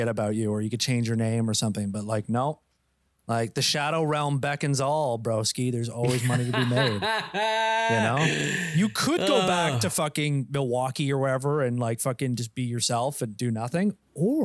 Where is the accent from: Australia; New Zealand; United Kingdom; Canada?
Australia; I'm an Australian.